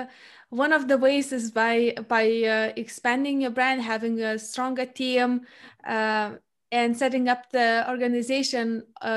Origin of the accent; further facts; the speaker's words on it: Lithuania; I come from a family which was in and still is in a small Lithuanian town. So I come from the Baltic country